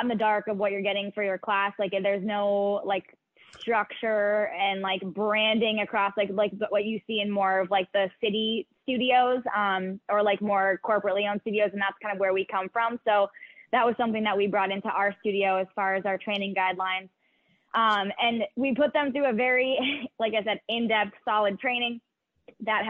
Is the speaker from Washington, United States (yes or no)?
no; Beverly, Massachusetts, United States; I'm actually from the Beverly area, growing up